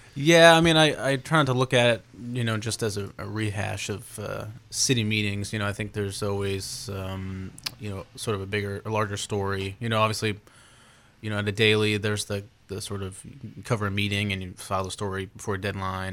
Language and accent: English; Portland, Maine, United States; I grew up in Portland. Uh, I still live in Portland